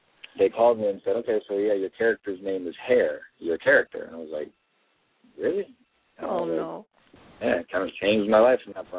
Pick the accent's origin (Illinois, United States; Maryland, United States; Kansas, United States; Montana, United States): Maryland, United States; now in Los Angeles, United States; I'm from Maryland